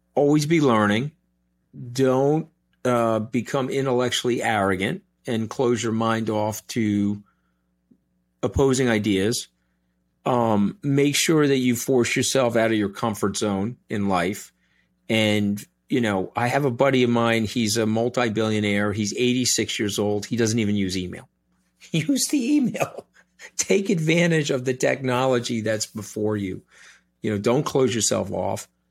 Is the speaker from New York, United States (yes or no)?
yes; New York, United States; I'm a New Yorker